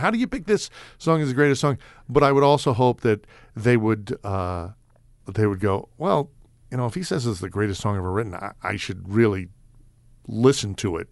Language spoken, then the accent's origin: English; New York City, New York, United States; moved away; I grew up in New York City